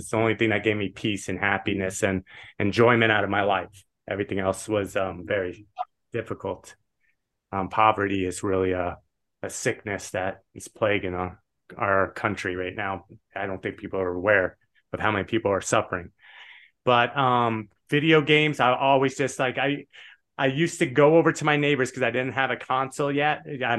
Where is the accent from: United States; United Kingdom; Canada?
United States; Las Vegas, Nevada; And we grew up in Vegas. My mom was a blackjack dealer. My dad was a craps dealer.